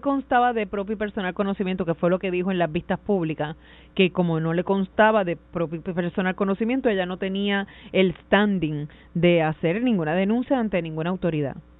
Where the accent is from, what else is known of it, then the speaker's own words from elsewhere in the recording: Caguas, Puerto Rico; yo soy de Cañaboncito